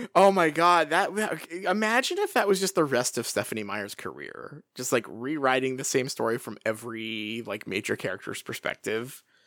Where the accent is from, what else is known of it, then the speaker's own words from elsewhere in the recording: Pacific Northwest, United States; my hometown is sort of just standing in for forks here